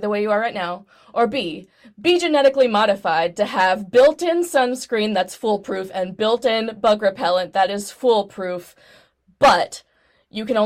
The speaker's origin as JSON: {"language": "English", "region": "Texas", "country": "United States", "moved": "yes", "lives_now": "Tennessee, United States", "said": "I'm from Texas."}